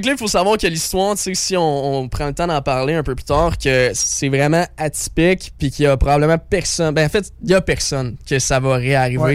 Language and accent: French; Quebec, Canada; je viens de la région des Sept Chemins. Donc le Montréal, c'est mon hometown.